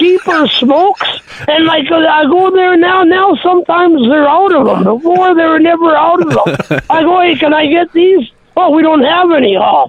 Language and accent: English; Portugal; moved away; now I'm from Portugal, my mother. From a village.